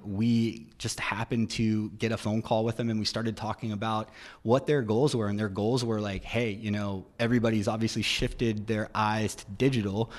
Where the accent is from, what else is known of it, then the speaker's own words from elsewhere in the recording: Roanoke, Virginia, United States; moved away as an adult; now in Charleston, United States; I'm originally from Roanoke, Virginia